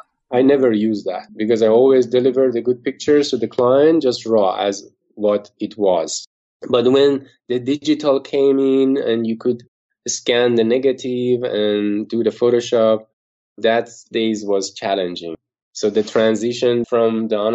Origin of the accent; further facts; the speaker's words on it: Iran; moved away as an adult; also born or lived in Dubai, United Arab Emirates; now in New York, United States; my country because of the government and Iran